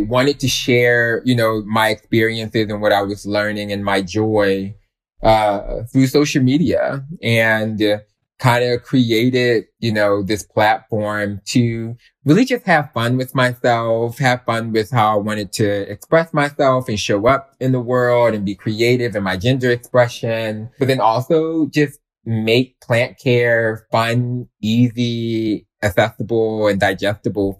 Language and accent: English; Philadelphia, Pennsylvania, United States; I grew up in West Philadelphia